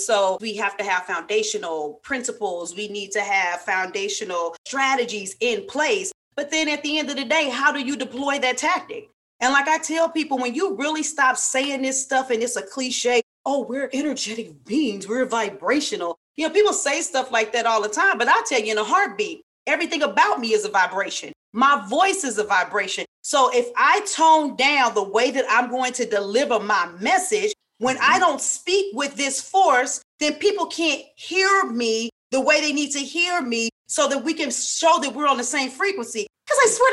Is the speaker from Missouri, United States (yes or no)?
yes; St. Louis, Missouri, United States; I'm from St. Louis. I may have a little her, there, and care.